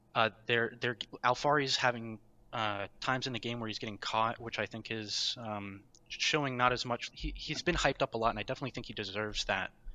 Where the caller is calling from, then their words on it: Fairfax, Virginia, United States; calling from Fairfax, Virginia right now, currently on campus